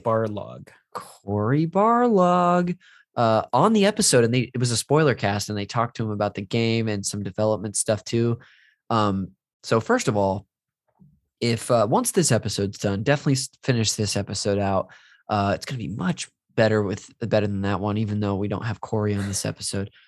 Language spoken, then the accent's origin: English; Modesto, California, United States; moved away; my hometown when I was visiting uh, Modesto